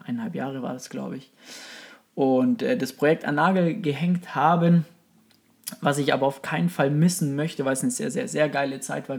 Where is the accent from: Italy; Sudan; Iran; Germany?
Germany; Kempten, Bavaria; accent: Bavarian; now in Munich, Germany; wie man hört, äh, aus Bayern, beziehungsweise äh, gebürtig aus dem Allgäu, aus dem wunderschönen Allgäu, Kempten, ähm, und wohne jetzt aktuell in München.